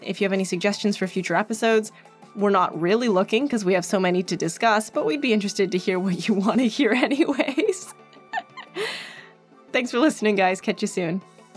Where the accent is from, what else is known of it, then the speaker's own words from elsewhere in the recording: Edmonton, Alberta, Canada; moved away; I grew up there